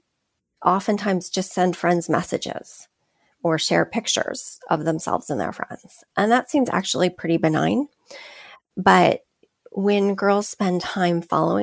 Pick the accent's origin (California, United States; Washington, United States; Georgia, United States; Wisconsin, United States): California, United States; I grew up in California